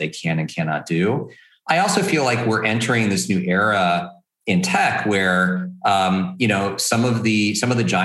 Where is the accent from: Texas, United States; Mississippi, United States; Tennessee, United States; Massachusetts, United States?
Texas, United States; as a Texan